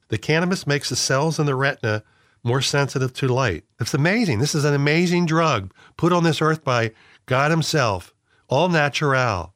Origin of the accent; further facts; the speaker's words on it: Philadelphia area, Pennsylvania, United States; growing up in the Philadelphia area